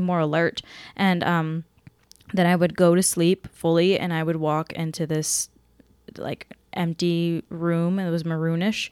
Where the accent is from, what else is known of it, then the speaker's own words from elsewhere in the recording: Seattle, Washington, United States; moved away; I'm from Seattle, back in Washington